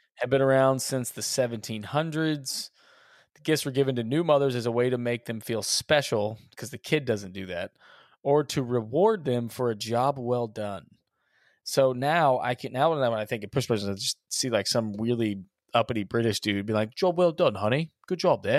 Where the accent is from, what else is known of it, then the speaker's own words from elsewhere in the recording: Texas, United States; we're from Texas